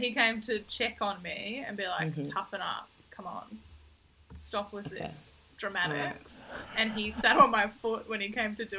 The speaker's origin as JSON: {"language": "English", "town": "Hervey Bay", "region": "Queensland", "country": "Australia", "tie": "born or raised there", "said": "my school growing up in Harvey Bay"}